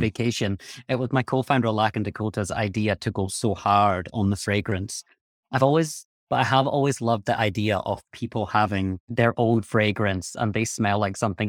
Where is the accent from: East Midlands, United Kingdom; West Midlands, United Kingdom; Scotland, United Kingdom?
Scotland, United Kingdom; I'm from Scotland, where there is not a huge amount of sun.